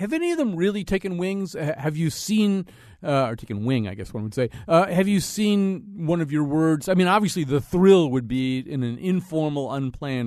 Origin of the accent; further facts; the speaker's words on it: Hartford, Connecticut, United States; I'm from Hartford